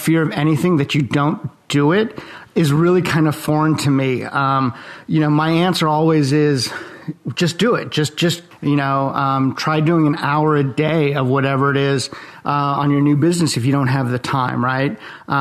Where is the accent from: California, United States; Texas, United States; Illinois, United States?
California, United States; Los Angeles; also born or lived in Eastern Europe / Gainesville, Florida; now in Jacksonville, United States; I was born in Eastern Europe. My family escaped the Iron Curtain when I was a baby. I was raised in Los Angeles